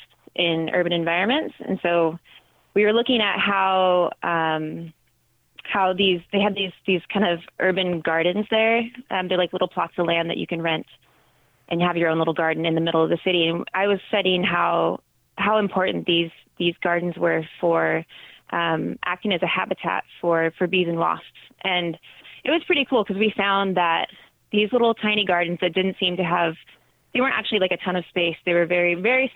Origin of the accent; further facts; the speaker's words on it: Northern California, United States; also born or lived in Seattle; I grew up in Northern California in a small farming town.